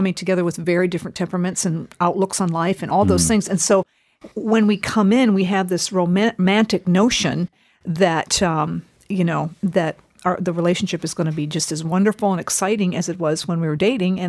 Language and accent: English; Japan; I grew up in Japan as a missionary kid, and at that time, I don't know what's going on today, but at the time when I was there as a little girl, most marriages were arranged.